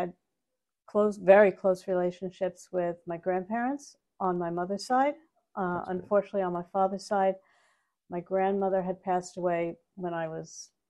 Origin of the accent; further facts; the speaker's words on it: North Bellmore, New York, United States; So I grew up in North Belmore.